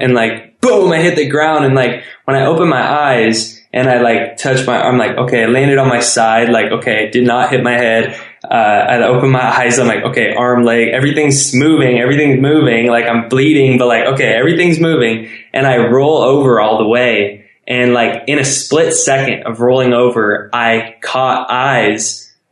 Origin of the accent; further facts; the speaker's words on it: San Diego, California, United States; I grew up in San Diego where I went to school